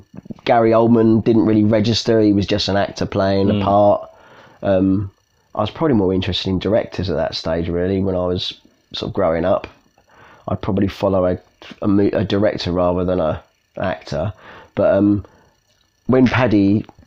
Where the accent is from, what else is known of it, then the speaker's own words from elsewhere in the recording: United Kingdom; as a British person growing up, working class person